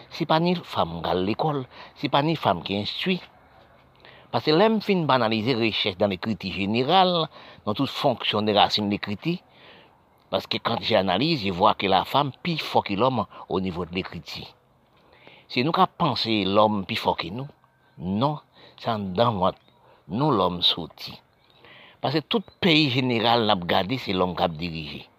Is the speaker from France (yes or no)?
no; Haiti; born there; parce que je suis né en Haïti, j'ai cru savoir la misère, connaître la misère.